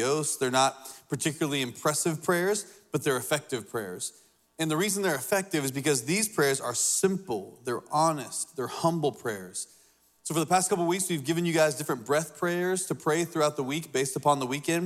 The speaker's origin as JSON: {"language": "English", "region": "Indiana", "country": "United States", "tie": "born or raised there", "moved": "yes", "lives_now": "Lexington, South Carolina, United States", "said": "When I moved to South Carolina, I come from Indiana. And so growing up in Indiana"}